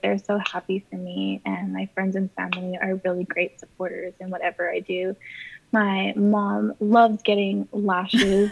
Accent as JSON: {"language": "English", "town": "Corpus Christi", "region": "Texas", "country": "United States", "tie": "born or raised there", "said": "I've been here, born and raised my entire life"}